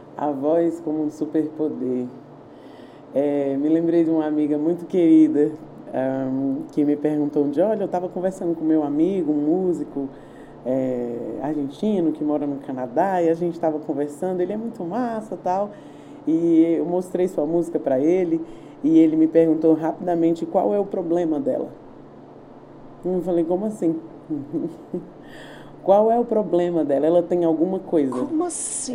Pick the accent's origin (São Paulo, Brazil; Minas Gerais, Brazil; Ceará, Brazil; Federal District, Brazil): Federal District, Brazil; Brasília; eu sou brasiliense, sou nascida em Brasília, nasci no Lago Sul, na clínica São Mateus